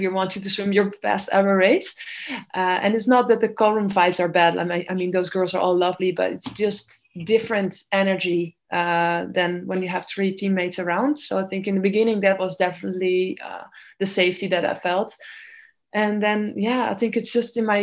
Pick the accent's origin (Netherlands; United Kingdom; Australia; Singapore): Netherlands; I was swimming at a very small club in my hometown